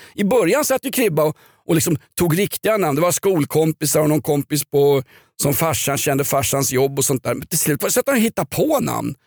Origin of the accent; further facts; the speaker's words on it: Stockholm, Stockholm County, Sweden; jag är uppväxt i Vällingby